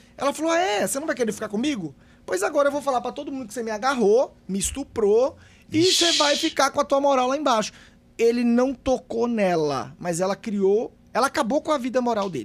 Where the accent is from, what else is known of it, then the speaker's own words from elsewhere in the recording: Bahia, Brazil; moved away; eu sou baiano, na minha, eu, tenho uma, eu morava em uma cidade que tem aproximadamente 25 mil habitantes